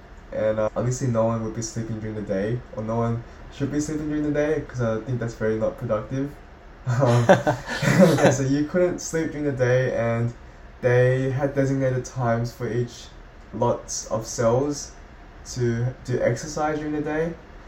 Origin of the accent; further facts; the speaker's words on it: South Korea; born there; I was born in South Korea, as I said, and I feel a bit abandoned by my own country.